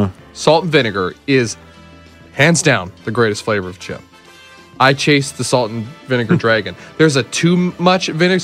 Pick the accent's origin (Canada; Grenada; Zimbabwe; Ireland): Canada; As a Canadian